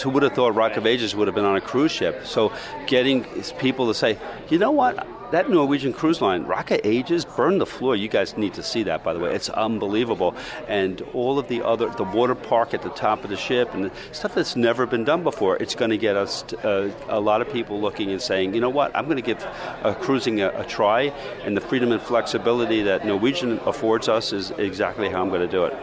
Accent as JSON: {"language": "English", "region": "New York", "country": "United States", "said": "I'm a New Yorker"}